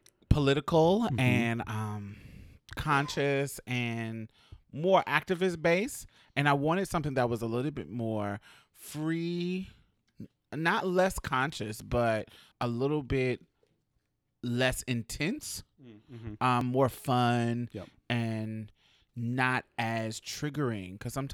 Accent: Alabama, United States; So we come from Alabama. I'm from up north, with roots in Mississippi.

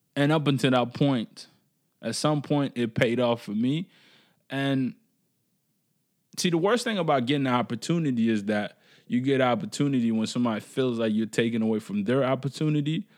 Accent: Canada; as Canadian

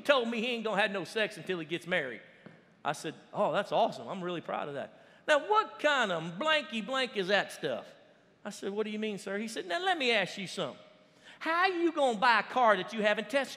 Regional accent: Baton Rouge, Louisiana, United States; moved away; we're from Louisiana. And we would drive down to New Orleans, about an hour and a half away from Baton Rouge where we lived

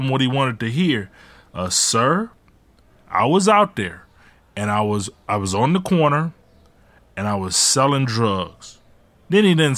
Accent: Detroit, Michigan, United States; also born or lived in Ecorse, Michigan; we moved from Detroit to Ecorse.

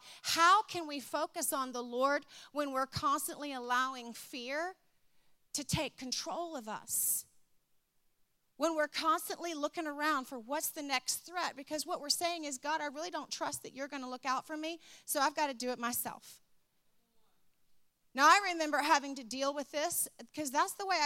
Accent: Richmond, Virginia, United States; I grew up in Richmond, Virginia

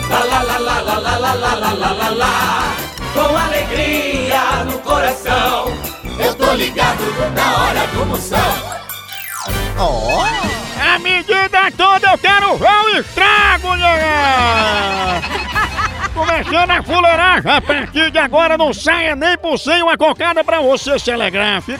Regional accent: Rio de Janeiro, Brazil; Sou aqui do Rio de Janeiro, moro no município de Seropédica, no Rio de Janeiro.

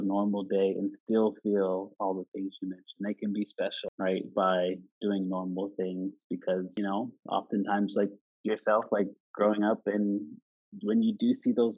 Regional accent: Nova Scotia, Canada; I was raised, how I was brought up in Canada, in this little province called Nova Scotia

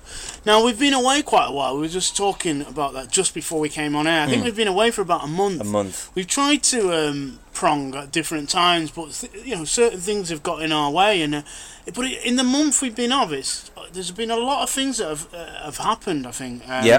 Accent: Manchester, North West England, United Kingdom; I'm Mancunian.

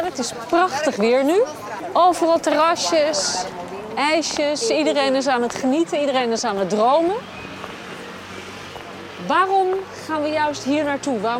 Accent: Netherlands

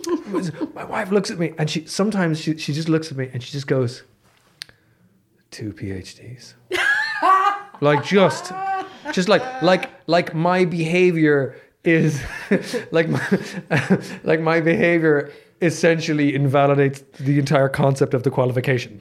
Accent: Dublin, Leinster, Ireland; I grew up in Dublin.

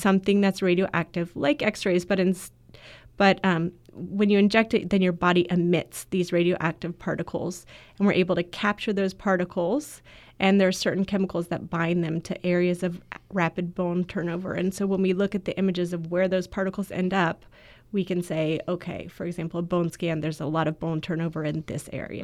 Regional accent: Florida, United States; I grew up in Florida

